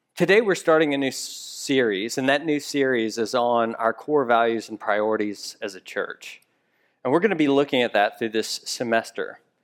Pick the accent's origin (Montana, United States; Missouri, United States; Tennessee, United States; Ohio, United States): Tennessee, United States; Memphis; moved away; I'm from Memphis, Tennessee originally